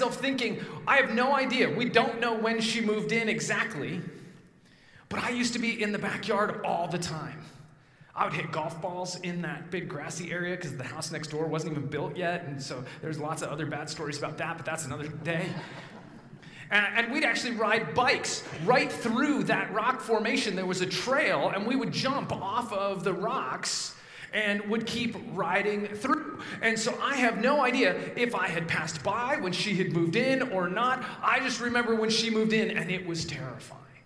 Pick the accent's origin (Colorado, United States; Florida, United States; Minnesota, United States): Colorado, United States; Evergreen; now in New Jersey, United States; I grew up in a little town called Evergreen, just west of Denver, up into the mountains